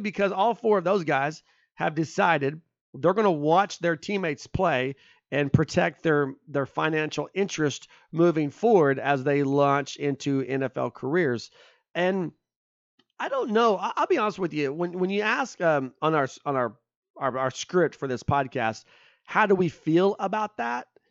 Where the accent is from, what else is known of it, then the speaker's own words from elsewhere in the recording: Spencer, Oklahoma, United States; I grew up in Spencer, Oklahoma